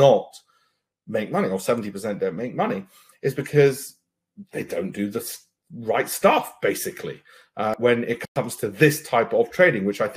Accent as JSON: {"language": "English", "country": "United Kingdom", "said": "I'm British"}